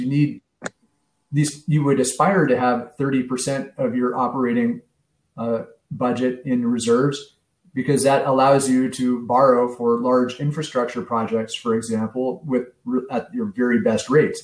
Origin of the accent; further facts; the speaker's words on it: San Francisco, California, United States; moved away as an adult; also born or lived in Chicago, Illinois; now in Wilmette, United States; growing up in San Francisco in the 70s and 80s